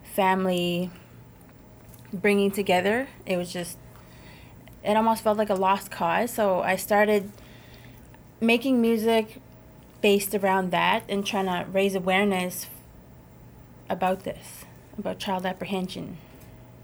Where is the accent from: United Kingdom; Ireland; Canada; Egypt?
Canada; Treaty 4 Territory, Saskatchewan; I'm from the Treaty 4 Territory